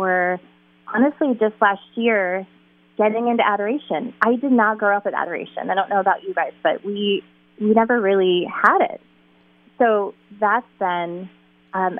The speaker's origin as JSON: {"language": "English", "town": "Toledo", "region": "Ohio", "country": "United States", "tie": "born or raised there", "moved": "as an adult", "said": "I was born and raised in Toledo, actually, which was a wonderful place to grow up"}